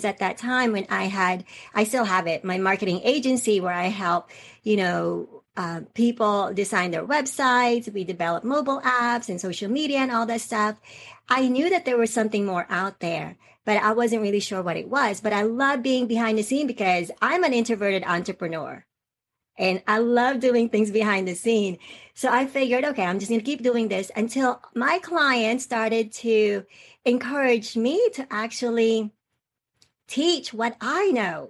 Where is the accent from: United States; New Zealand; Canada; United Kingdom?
United States; Atlanta, Georgia; accent: Southern; also born or lived in Philippines; I actually came from the Philippines. That's where I was born. That's where I stayed there until I was 10 or 11 years old. And then I came to the United States. And I ended up being in Atlanta for, most of my life. So I grew up in Atlanta. I know sometimes I might have a Southern accent.